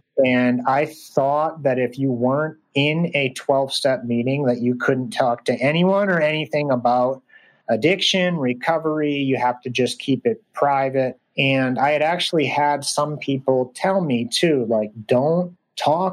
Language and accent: English; Portland, Maine, United States; Portland, Maine is a refugee resettlement center. So actually that's probably why Reza ended up there in my hometown.